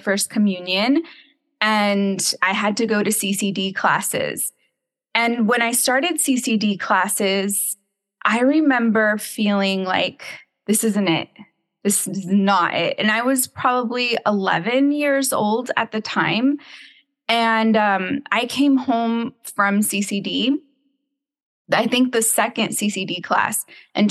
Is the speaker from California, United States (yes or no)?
yes; San Juan Capistrano, California, United States; moved away; also born or lived in Dallas, Texas; So I am from California. I grew up in the San Juan Capistrano area.